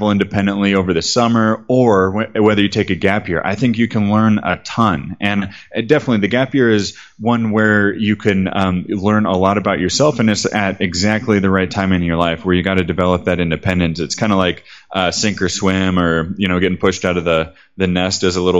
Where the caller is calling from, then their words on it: Medellin, Antioquia, Colombia; I'm calling you from Medellin right now. Medellin Colombia